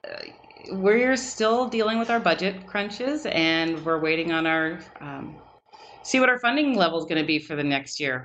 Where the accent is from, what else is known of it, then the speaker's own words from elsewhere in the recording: Richland, Washington, United States; I grew up in Richland, Washington, so we moved here when I was 10